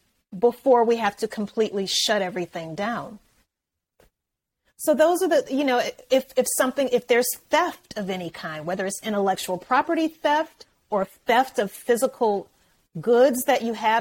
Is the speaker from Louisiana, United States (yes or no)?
yes; Louisiana, United States; moved away; I'm from Louisiana originally